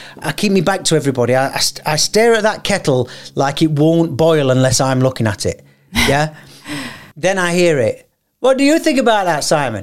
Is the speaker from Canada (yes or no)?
no; England, United Kingdom; moved away as an adult; England. And I normally go, England, but I've lived here 20 years